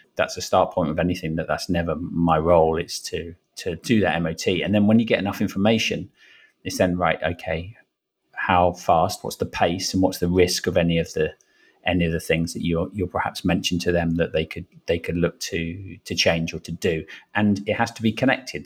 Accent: Brentford, London, United Kingdom; also born or lived in Wimbledon / Fiji; now in Richmond, United Kingdom; grew up in Brentford

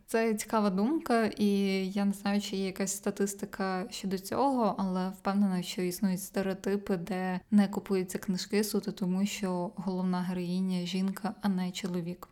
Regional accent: Zakarpattia Oblast, Ukraine; я росла і народилася в Закарпатській області

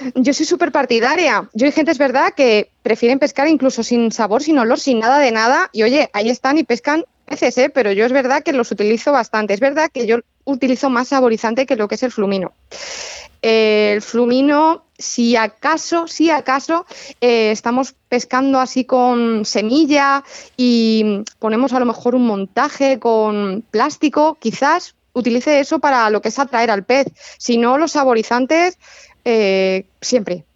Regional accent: Toledo, Castilla-La Mancha, Spain; also born or lived in Madrid; Yo que soy de Toledo, o sea, mm, colindo con Toledo

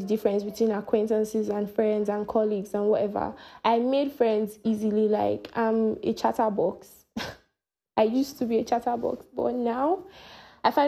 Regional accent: Nigeria; I am from Nigeria

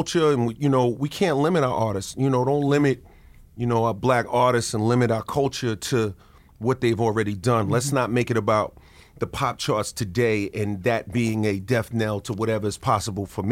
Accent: New York City, New York, United States; grow up in Queens, you know, especially, you know, as a man, black man

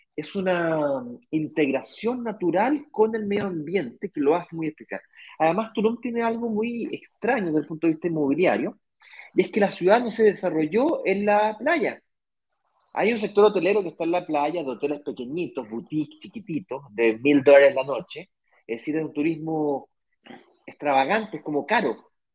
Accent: Chile; moved away as an adult; now in Brazil; Yo soy chileno

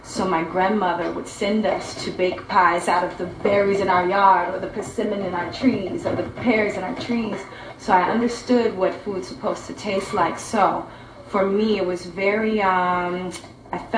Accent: Oklahoma, United States; I'm from Oklahoma

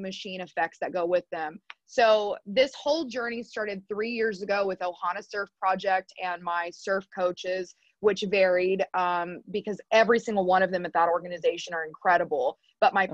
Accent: Texas, United States; also born or lived in Arizona; now in Hawaii, United States; growing up in Texas

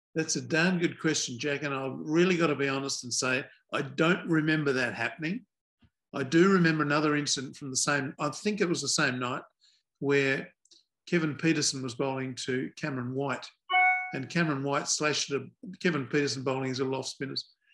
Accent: Adelaide, South Australia, Australia; I come from Adelaide, South Australia

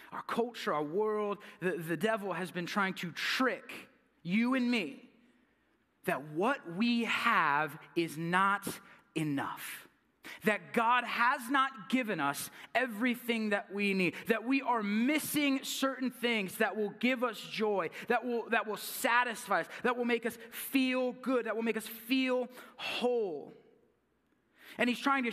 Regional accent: California, United States; moved away; I'm from California

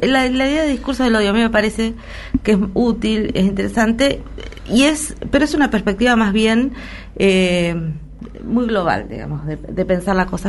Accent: Argentina

